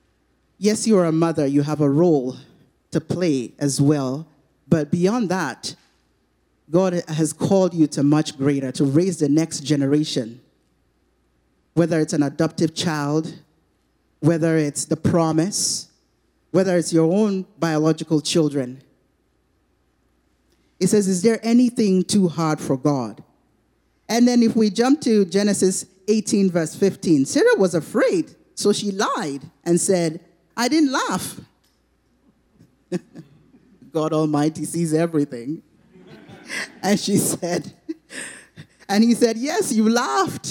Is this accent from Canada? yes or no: no; Nigeria; moved away; Where we're from, I'm from Nigeria.